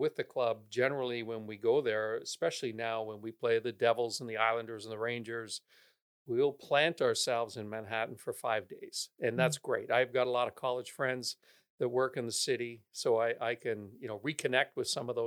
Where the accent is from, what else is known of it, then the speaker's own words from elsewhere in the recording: Georgetown, Ontario, Canada; moved away as an adult; also born or lived in Toronto, Canada / Ithaca, United States; now in Orange County, United States; I grew up in the city of Toronto, and my family moved out to a suburb when I was about 8 years old. It was a suburb called Georgetown